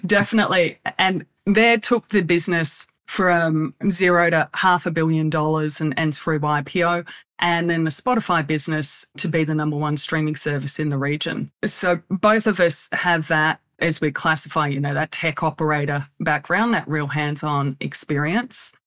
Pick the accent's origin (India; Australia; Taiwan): Australia; moved away as an adult; also born or lived in United States; now in Laguna Beach, United States; I'm Australian by background. Well, actually an American Australian